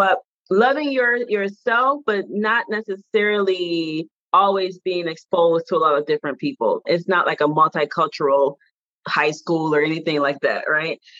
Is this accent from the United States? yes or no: yes; Detroit, Michigan, United States; born or raised there; moved away as an adult; also born or lived in Washington, D.C.